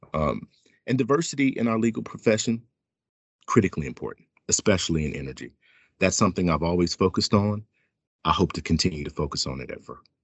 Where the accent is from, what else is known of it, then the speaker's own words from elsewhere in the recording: Fairhope, Alabama, United States; now in Washington, D.C., United States; I grew up in a small town outside of Mobile, Alabama, called Fairhope